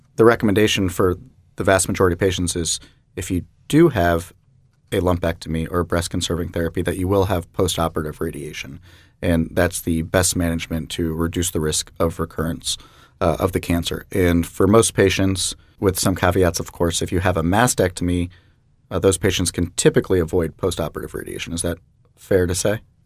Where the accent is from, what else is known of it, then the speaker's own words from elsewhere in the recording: Jacksonville, Florida, United States; I'm a Jacksonville native myself